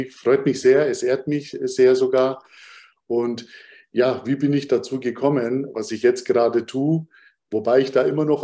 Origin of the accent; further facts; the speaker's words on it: Munich, Bavaria, Germany; born there; Und das jetzt noch als, als eine Art Mischling und dann noch geboren in Bayern, in München.